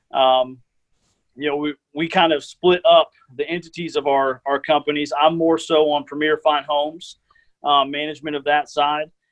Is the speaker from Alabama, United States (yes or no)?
no; Tallahassee, Florida, United States; born and raised in Tallahassee, um, been here my whole life.